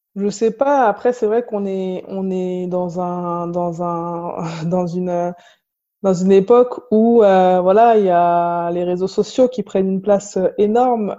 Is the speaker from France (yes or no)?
yes; La Courneuve, Île-de-France, France; j'ai grandi à La Courneuve, en Seine-Saint-Denis